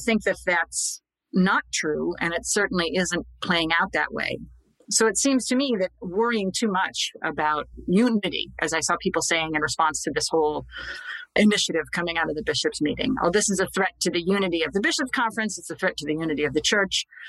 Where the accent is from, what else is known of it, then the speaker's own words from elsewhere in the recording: Scranton, Pennsylvania, United States; I'm from Scranton. He went to my grade school, to my parish.